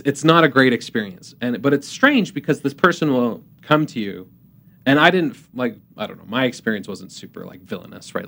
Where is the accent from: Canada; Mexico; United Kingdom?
Canada; moved away as an adult; also born or lived in Utah; I'm from Canada originally